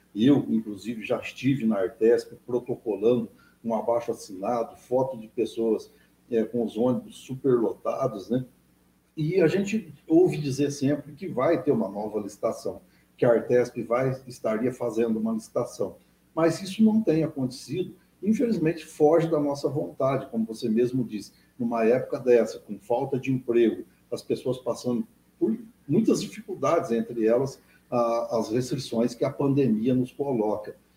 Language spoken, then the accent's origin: Portuguese; Minas Gerais, Brazil; now in Itatinga, Brazil; sou mineiro, né? Eu estou em Catinga há 30 e poucos anos, mas eu ainda tenho as minhas raízes, Sim. a minha família lá.